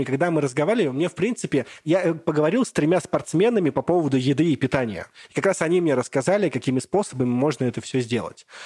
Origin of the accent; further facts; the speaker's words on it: Bugulma, Tatarstan, Russia; я родом с Бугульмы, с маленького городка